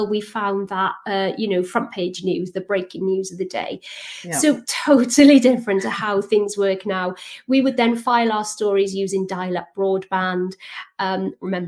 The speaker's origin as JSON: {"language": "English", "region": "South Wales Valleys", "country": "United Kingdom", "tie": "born or raised there", "said": "So I grew up in the South Wales Valleys in a small town."}